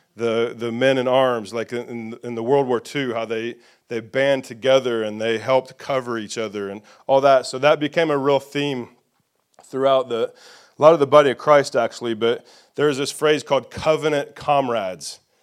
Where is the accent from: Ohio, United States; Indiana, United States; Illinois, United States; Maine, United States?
Indiana, United States; moved away as an adult; also born or lived in Nashville, Tennessee / Franklin, Tennessee; the redneck from Indiana